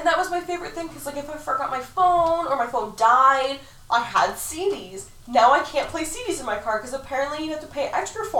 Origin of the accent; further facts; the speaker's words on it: Massachusetts, United States; I'm from Massachusetts.